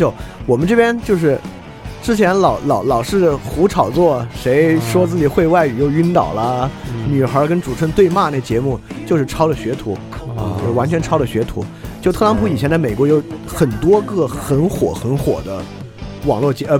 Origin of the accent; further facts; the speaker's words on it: Sichuan, China; 我是个四川人，